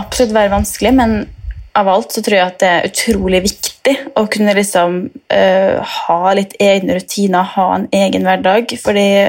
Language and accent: Norwegian; Molde, Møre og Romsdal, Norway; now in Istanbul, Turkey; Jeg er 24 år og kommer fra Molde